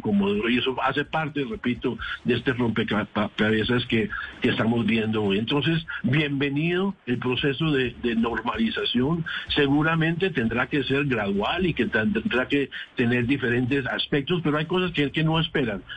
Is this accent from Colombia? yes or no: yes; Colombia; como colombiano